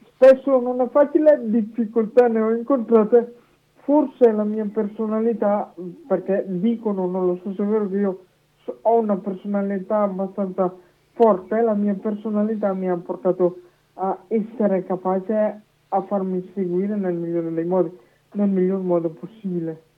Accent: Manerbio, Lombardy, Italy; dalla società di Manervio del mio di paese, in, in provincia di Brescia

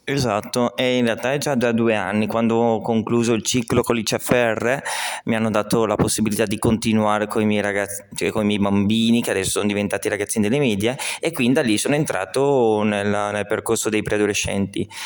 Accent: Calcinato, Lombardy, Italy; Ho 23 anni e sono di Calcinato

